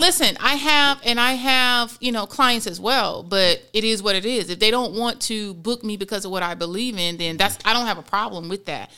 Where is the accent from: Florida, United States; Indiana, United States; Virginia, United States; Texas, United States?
Florida, United States; born and raised in Florida as well